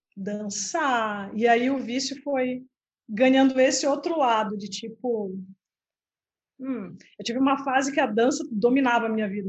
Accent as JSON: {"language": "Portuguese", "town": "Belém", "region": "Pará", "country": "Brazil", "tie": "born or raised there", "moved": "yes", "lives_now": "Santa Catarina, Brazil", "said": "eu sou na, nascida em Belém do Pará e moro em Santa Catarina"}